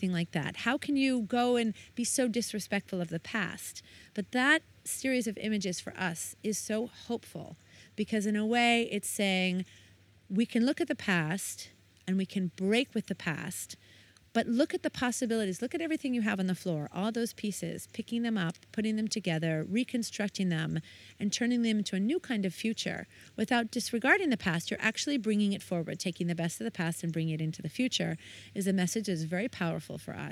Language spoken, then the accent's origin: English; United States; moved away; I'm American